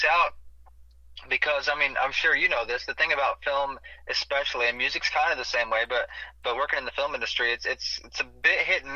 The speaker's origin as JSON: {"language": "English", "town": "Steelville", "region": "Missouri", "country": "United States", "tie": "born or raised there", "said": "I grew up in Steelville, close to Rolla, Missouri"}